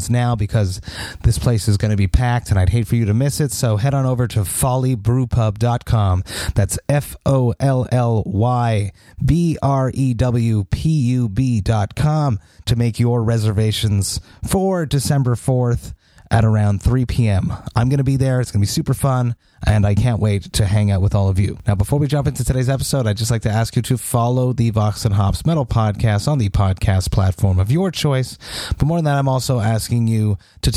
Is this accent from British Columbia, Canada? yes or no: no; Montreal, Quebec, Canada; my hometown of Montreal